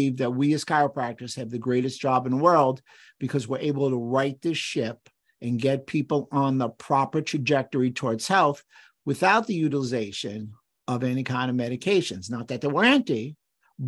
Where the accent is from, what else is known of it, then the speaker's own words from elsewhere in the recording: New York City, New York, United States; I grew up in New York City in the borough of the Bronx